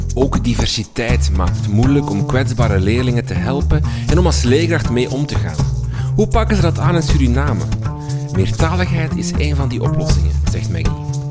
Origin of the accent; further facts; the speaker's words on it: Flanders, Belgium; bij ons in Vlaanderen